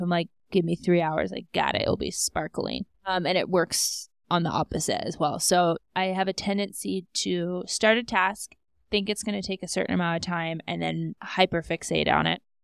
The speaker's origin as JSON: {"language": "English", "region": "Alaska", "country": "United States", "also_born_or_lived": "Scottsdale", "moved": "yes", "lives_now": "Denver, United States", "said": "I'm from Alaska. My parents are still up there"}